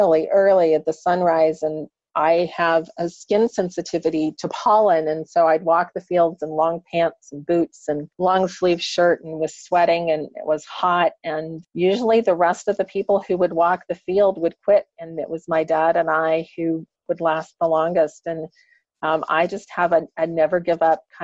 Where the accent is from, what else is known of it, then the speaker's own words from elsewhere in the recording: Kansas, United States; I grew up in Kansas here in the U.S. I grew up on a farm